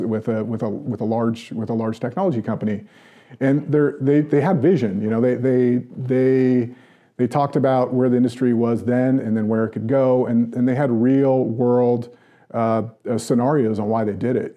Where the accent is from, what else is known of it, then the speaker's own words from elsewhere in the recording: United States; an American businessman